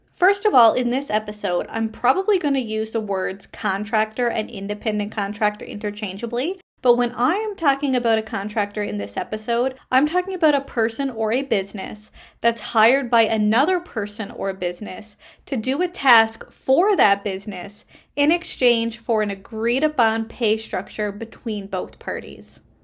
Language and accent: English; Canada; I am a Canadian social worker